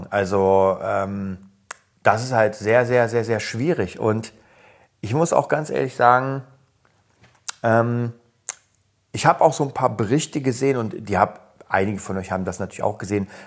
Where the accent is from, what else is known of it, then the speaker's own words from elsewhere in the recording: Berlin, Germany; ich komme aus Kreuzberg und ich weiß, wie es damals war.